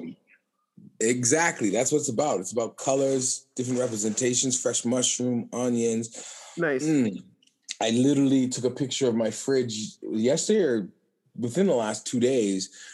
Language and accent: English; Calgary, Alberta, Canada; moved away as an adult; now in Winnipeg, Canada; I was born in Canada. I'm, I was born here in in in Calgary